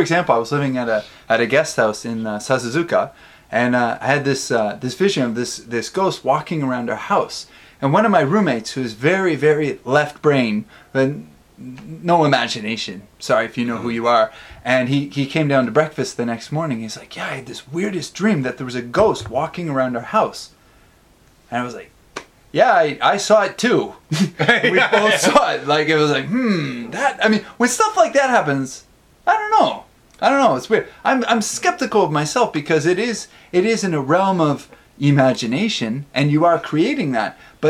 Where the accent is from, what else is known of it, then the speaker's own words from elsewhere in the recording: Canada; now in Tokyo, Japan; when I came to Japan, there's a lot more ghosts in Japan, in Tokyo, rather, than my hometown. My hometown, there were a few, and in Tokyo, there are a lot.